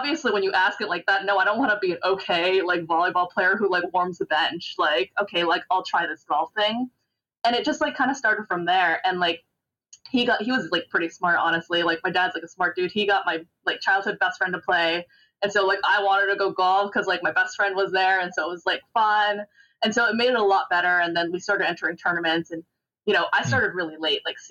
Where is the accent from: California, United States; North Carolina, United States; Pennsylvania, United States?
California, United States; Fremont; I grew up in Fremont, California